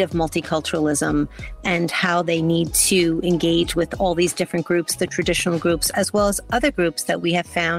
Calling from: New York, United States; I'm calling in from New York.

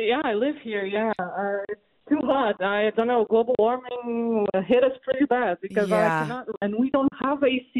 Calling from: Portugal; I'm actually calling from Portugal, so probably I'll spend my entire paycheck on this call, but it's okay.

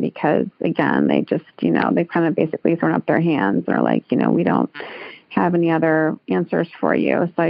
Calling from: Alamo, California, United States; I'm calling from Alamo, California.

